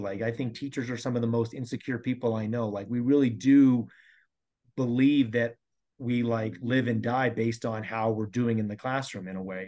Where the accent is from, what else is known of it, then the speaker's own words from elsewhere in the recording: Colorado, United States; I've been here my whole life, born and raised in Colorado